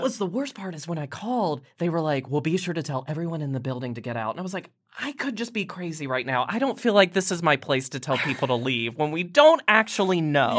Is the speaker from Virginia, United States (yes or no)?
yes; Roanoke, Virginia, United States; Roanoke, Virginia